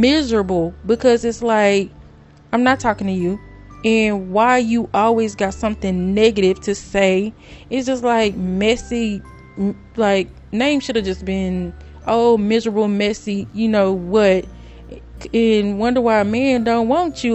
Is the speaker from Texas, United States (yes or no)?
yes; Greenville, Texas, United States; I'm from Greenville, Texas